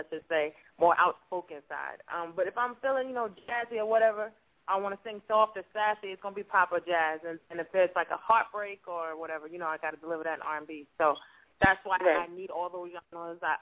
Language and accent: English; New York City, New York, United States; I'm from Brooklyn, New York originally. Shout out to BK, Fort Greene in the house